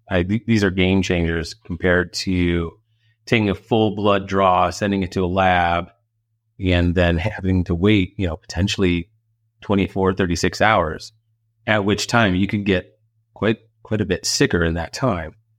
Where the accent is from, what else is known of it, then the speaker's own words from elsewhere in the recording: Illinois, United States; back in my hometown in Illinois